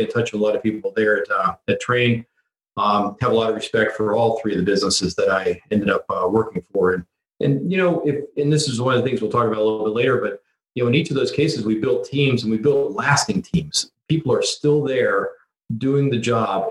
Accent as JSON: {"language": "English", "area": "Prince George's County, D.C.", "region": "Maryland", "country": "United States", "tie": "born or raised there", "said": "I am one of the few probably of native Washingtonians here. So I grew up outside of Washington, D.C. in Prince George's County."}